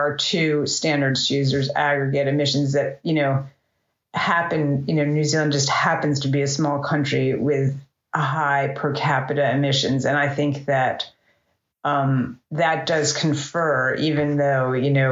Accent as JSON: {"language": "English", "country": "United States", "said": "as an American"}